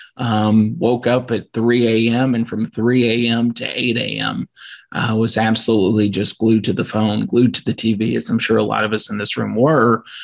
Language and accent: English; Louisville, Kentucky, United States; also born or lived in Bowling Green, Kentucky; I'm from the Louisville area